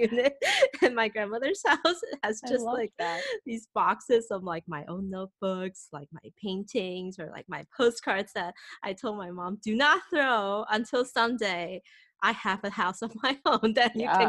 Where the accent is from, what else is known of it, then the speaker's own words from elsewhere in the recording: Bangkok, Thailand; also born or lived in Taipei, Taiwan; now in Seattle, United States; Like, I'm from Taipei. I lived in Bangkok for like 12 years, grew up there, and then moved back to Taiwan. Went back to work in Thailand, you know, came to Boston, now in Seattle.